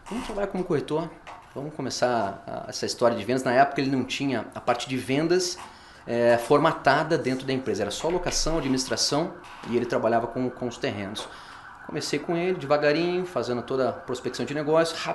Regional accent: Curitiba, Paraná, Brazil; Paranaense, nasci

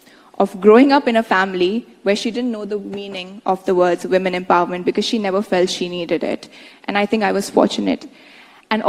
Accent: India; my home country

